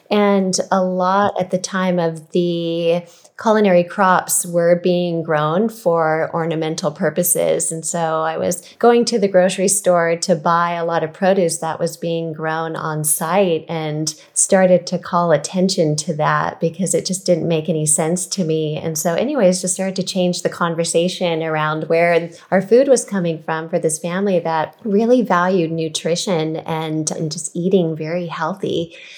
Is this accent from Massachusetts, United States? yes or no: no; California, United States; growing up in California